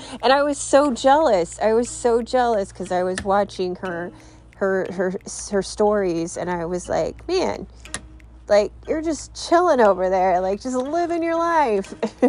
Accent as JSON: {"language": "English", "region": "California", "country": "United States", "tie": "born or raised there", "said": "So for me, growing up in California, that's what I've learned."}